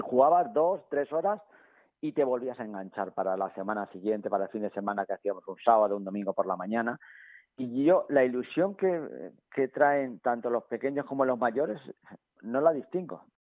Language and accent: Spanish; Villafranca de los Caballeros, Castilla-La Mancha, Spain; moved away; en mi pueblo, en Villafranca